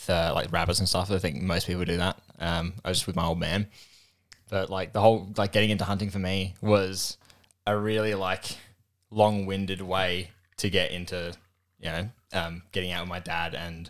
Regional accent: Adelaide, South Australia, Australia; I'm from South Australia, born and raised, always lived sort of by the beach

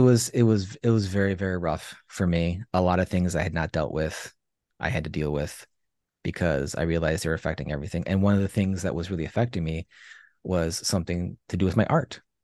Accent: Chicago, Illinois, United States; I was born and raised in Chicago

